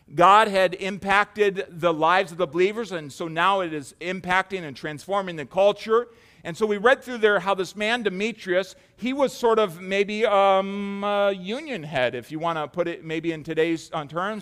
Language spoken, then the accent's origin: English; United States; we have settled as, as American Christians